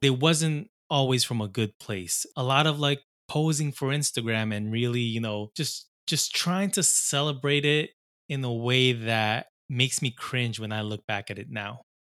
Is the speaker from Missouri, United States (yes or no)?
no; Long Island, New York, United States; I grew up in Long Island, uh, here in New York